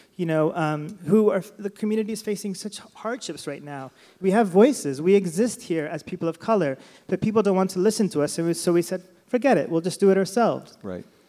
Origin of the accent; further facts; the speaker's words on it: Sacramento, California, United States; I was born and raised in Sacramento